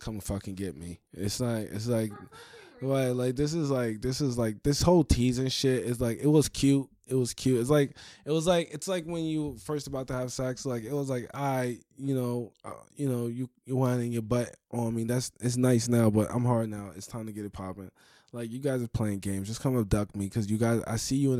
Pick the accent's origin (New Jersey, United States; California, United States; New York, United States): New York, United States; I'm from New York